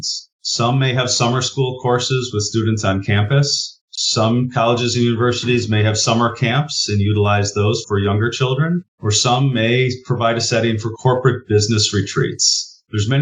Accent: Wisconsin, United States; growing up in Wisconsin

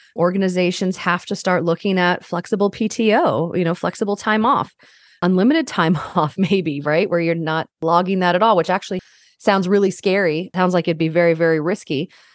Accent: Northern Virginia, United States; moved away as an adult; also born or lived in Caribbean island / Denver, Colorado / Oklahoma / Colorado; growing up in Northern Virginia for the most part

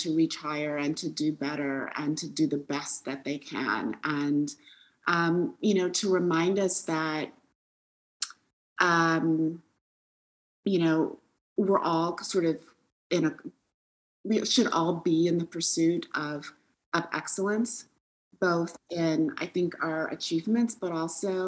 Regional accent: Detroit, Michigan, United States; moved away as an adult; I grew up in Detroit

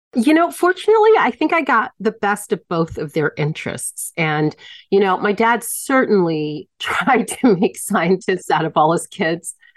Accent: Hampton, Virginia, United States; moved away as an adult; now in Mexico; growing up in the Hampton Roads

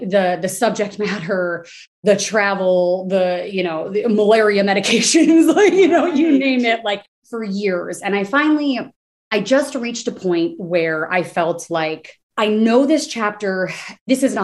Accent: New Jersey, United States; moved away as an adult; also born or lived in Washington, D.C.; now in Austin, United States; I'm from New Jersey. All of my family basically still in the tri-state area

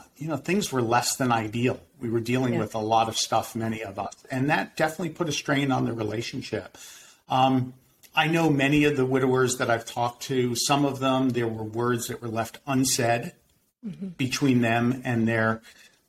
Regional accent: Winter Park, Florida, United States; a private practice in my hometown of Winter Park, Florida.

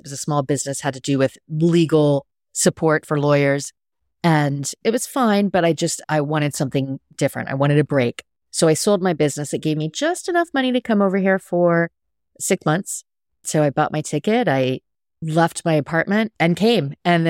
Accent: Sweetwater, Texas, United States; also born or lived in England / Hawaii / Washington; I was born in Texas, Sweetwater, Texas, a tiny little town. But I grew up a little bit all over. My dad was in the military, so total military brat. So lived in Texas and England and Hawaii and Washington, and the list goes on.

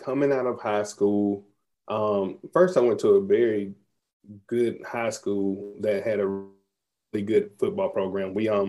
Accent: Mobile, Alabama, United States; growing up in Mobile, Alabama

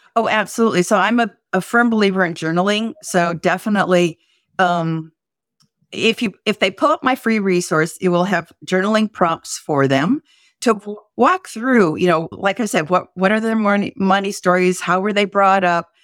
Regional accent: South Dakota, United States; I was brought up in South Dakota

